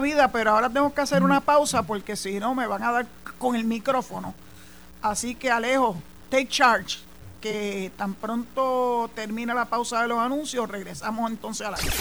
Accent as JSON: {"language": "Spanish", "town": "San Juan", "country": "Puerto Rico", "tie": "born or raised there", "moved": "as an adult", "lives_now": "Boquerón, Puerto Rico", "said": "yo soy nacida y criada en San Juan"}